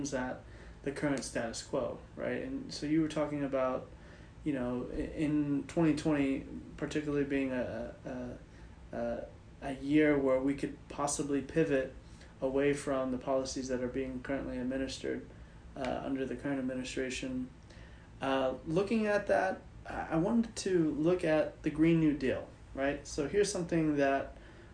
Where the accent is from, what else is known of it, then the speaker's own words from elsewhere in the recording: Texas, United States; now in California, United States; living here in California, I'm originally from Texas